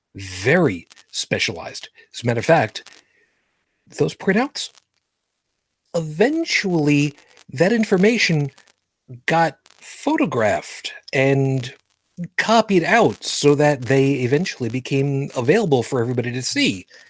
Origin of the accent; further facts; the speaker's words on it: New York City, New York, United States; moved away; also born or lived in Long Island; I was born in Brooklyn, New York.